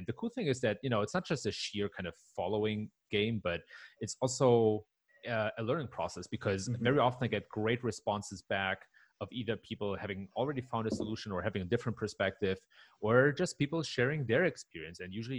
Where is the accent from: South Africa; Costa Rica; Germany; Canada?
Germany; English is a second language; moved away as an adult; now in Palo Alto, United States; But I was born and raised in Germany, so I'm like a cultural hybrid, if you will.